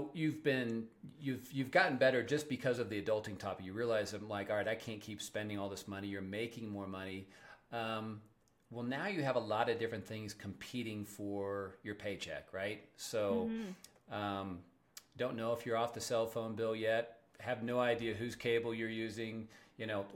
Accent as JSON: {"language": "English", "region": "Kansas", "country": "United States", "moved": "yes", "lives_now": "Colorado, United States", "said": "I'm from Kansas"}